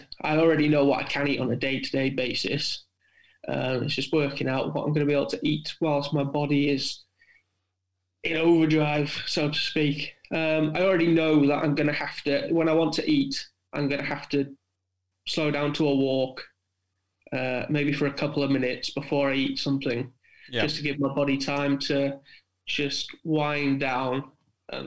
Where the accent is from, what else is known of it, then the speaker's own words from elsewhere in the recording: South Wales, United Kingdom; moved away; being a Welshman from South Wales originally